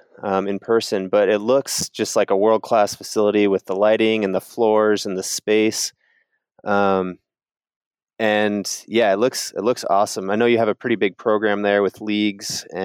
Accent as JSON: {"language": "English", "town": "South Bend", "region": "Indiana", "country": "United States", "tie": "born or raised there", "said": "I grew up in South Bend"}